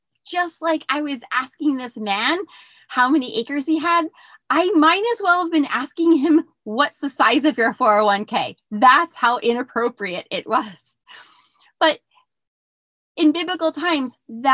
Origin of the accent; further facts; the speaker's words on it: outside Philadelphia, Pennsylvania, United States; moved away as an adult; also born or lived in Bronx, New York / New Mexico; I grew up outside Philly